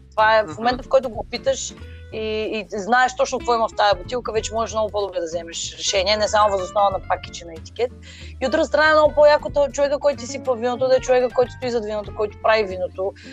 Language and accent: Bulgarian; Varna, Varna Province, Bulgaria; Но аз съм си от Варна, може би да го оставим софийския диалект и да си говоря на варненско.